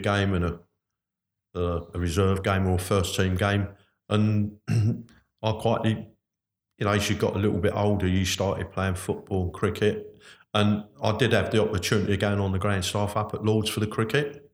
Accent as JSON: {"language": "English", "region": "London", "country": "United Kingdom", "tie": "born or raised there", "said": "I come from North London originally at Hackney"}